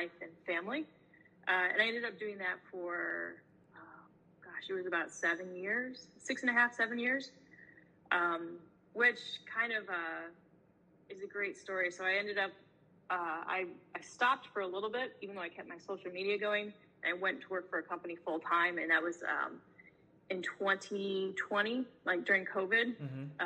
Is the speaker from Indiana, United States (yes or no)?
yes; Indianapolis, Indiana, United States; moved away as an adult; now in Pittsburgh, United States; I'm from Indianapolis. That's where I was working, and, from South, Indiana, and the state as a whole. Like, I grew up there